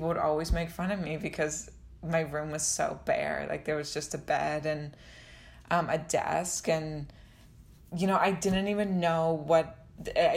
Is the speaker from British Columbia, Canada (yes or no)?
no; London, Ontario, Canada; also born or lived in Toronto; I grew up in London, Ontario